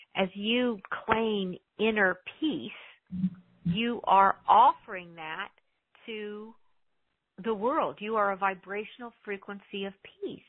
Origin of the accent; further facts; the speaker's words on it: United States; I'm an American